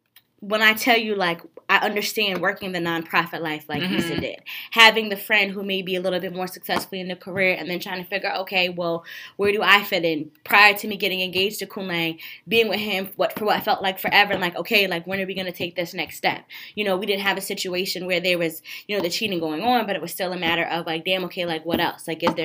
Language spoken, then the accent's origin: English; Philadelphia, Pennsylvania, United States; I'm from Philly, nigga. Let's run.